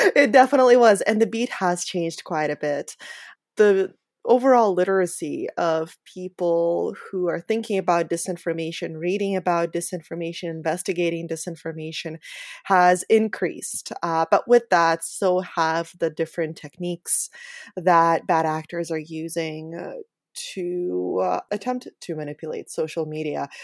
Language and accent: English; Ukraine; moved away; my home country of Ukraine